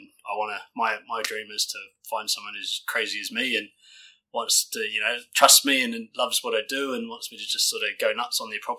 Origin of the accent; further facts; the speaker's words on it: Auckland, New Zealand; moved away as an adult; now in Queenstown, New Zealand; I guess I'm originally from South Auckland.